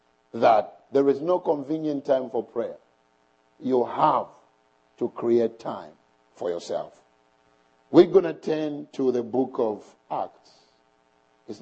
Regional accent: Bushbuckridge, Mpumalanga, South Africa; I come from South Africa in a town called Bushbuck Ridge

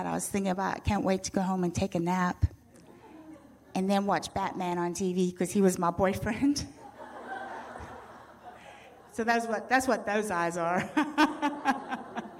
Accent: Zimbabwe; accent: British; moved away; I'm already from a country named, well, it was named Rhodesia

